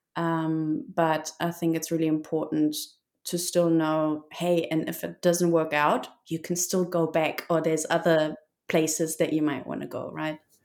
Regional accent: Germany; moved away as an adult; now in Seville, Spain; it's just always been me, sort of like far away from Germany, still connected to Germany, but still um, enjoying a lot more the life abroad than really in my home country

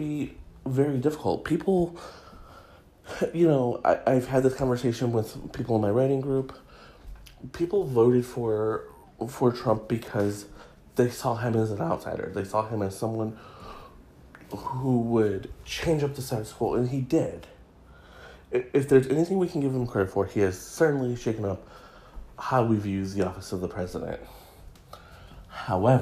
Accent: Midwest, United States; I come from the Midwest

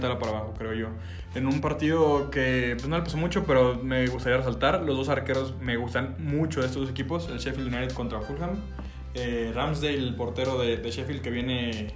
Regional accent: Mexico; also born or lived in Guadalajara, Jalisco; nosotros que somos mexicanos

